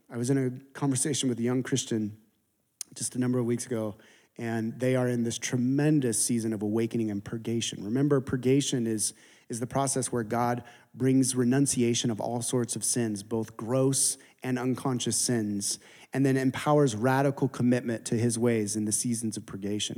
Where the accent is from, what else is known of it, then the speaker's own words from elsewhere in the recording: San Diego, California, United States; I'm from San Diego